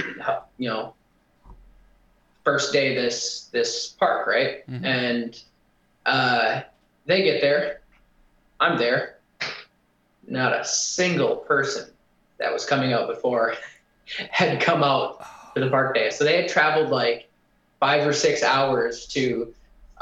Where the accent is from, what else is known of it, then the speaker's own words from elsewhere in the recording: Wisconsin, United States; I grew up in Wisconsin, so I was drinking at 13